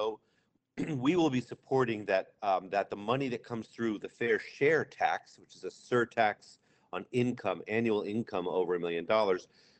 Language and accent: English; Amherst, Massachusetts, United States; I grew up in Amherst, went to the public schools there